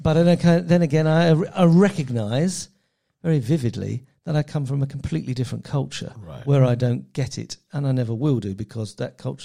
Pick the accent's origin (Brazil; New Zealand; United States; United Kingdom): United Kingdom; England; as an Englishman who's never owned a gun